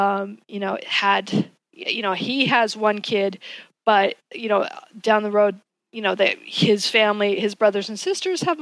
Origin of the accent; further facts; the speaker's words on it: Colorado, United States; I'm from Colorado, I am the first child in my dad's family